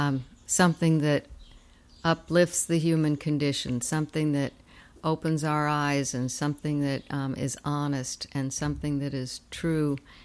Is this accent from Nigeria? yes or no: no; Pennsylvania, United States; moved away as an adult; also born or lived in Brooklyn / Ohio / Los Angeles / New York City; now in Richmond, United States; I was born in Brooklyn. Then I moved to Pennsylvania when I was 8. Then I went to college in Ohio. I lived in L.A. for a while, but then I settled back in New York I lived there 10 years before I moved to Richmond.